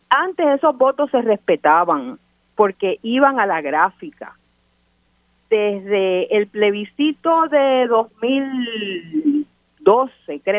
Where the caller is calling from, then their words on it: Santurce, Puerto Rico; de Santurce.